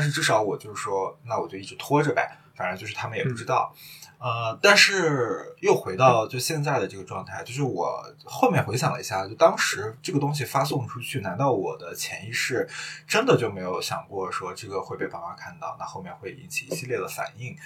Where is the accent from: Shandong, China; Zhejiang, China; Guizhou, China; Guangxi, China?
Shandong, China; now in Shanghai, China; 我是一个山东人